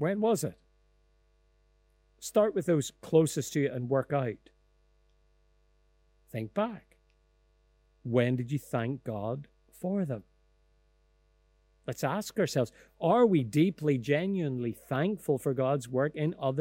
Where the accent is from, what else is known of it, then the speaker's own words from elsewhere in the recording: Lisburn, Northern Ireland, United Kingdom; I grew up in Elmwood Presbyterian Church in Ballymacash on the outskirts of Lisburn